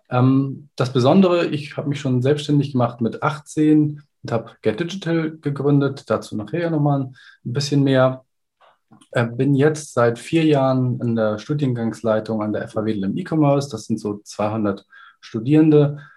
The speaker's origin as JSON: {"language": "German", "town": "Kiel", "region": "Schleswig-Holstein", "country": "Germany", "said": "Ich bin 39 Jahre alt, komme aus Kiel und würde mich als Informatiker beschreiben. Habe selber an der FH Kiel studiert"}